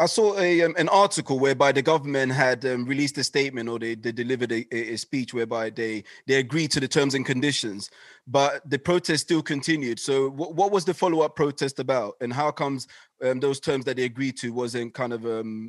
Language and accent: English; Ghana; born there; I think I was born in Ghana myself, so I go there all the time.